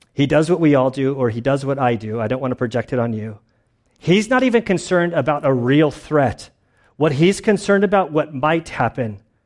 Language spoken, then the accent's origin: English; United States; also born or lived in Lacey / Valley Center; I'm an American